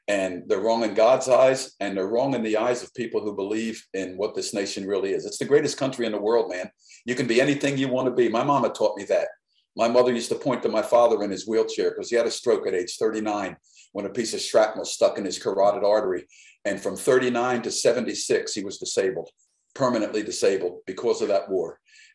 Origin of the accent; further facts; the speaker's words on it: United States; also born or lived in Nashville, Tennessee; We're American people